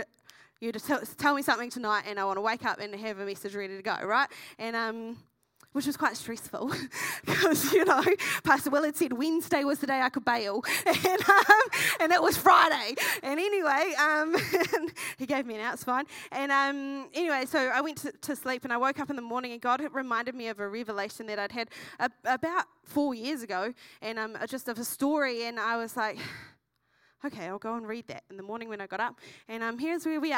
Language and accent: English; Masterton, Wellington, New Zealand; moved away as an adult; now in Dunedin, New Zealand; I came from the Wairarapa originally, which is in the North Island, from a small town called Masterton, and I've been in Dunedin for 6.5 years